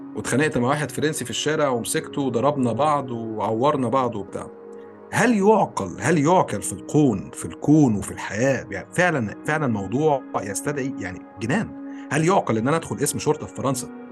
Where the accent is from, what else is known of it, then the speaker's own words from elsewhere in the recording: Egypt; moved away; انت مصري وانا مصري وعايشين في مصر